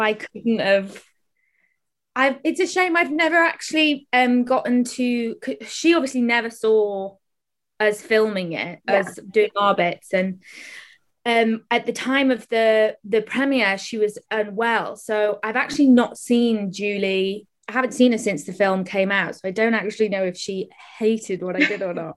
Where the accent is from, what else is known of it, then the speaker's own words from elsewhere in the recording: Welsh, Wales, United Kingdom; I'm Welsh, so I'm used to like being in choirs